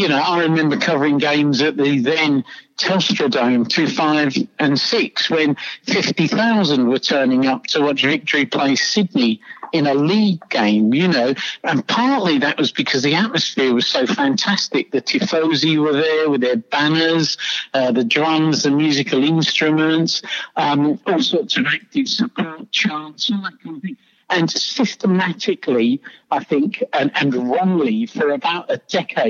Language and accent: English; London, United Kingdom; now in Australia; as you can tell by my accent, I'm from London. Well, you can tell I'm English. I am from London.